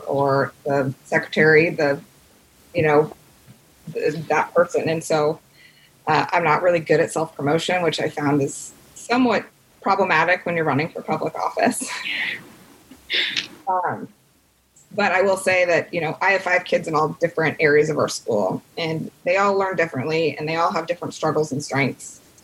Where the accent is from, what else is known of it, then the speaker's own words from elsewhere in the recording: Carmel, Indiana, United States; also born or lived in Washington, D.C.; I grew up in Carmel, Indiana